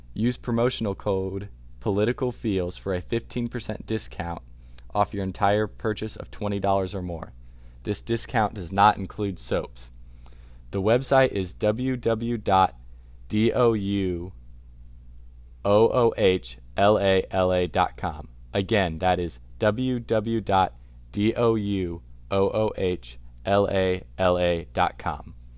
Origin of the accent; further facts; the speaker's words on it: Indiana, United States; I am from Indiana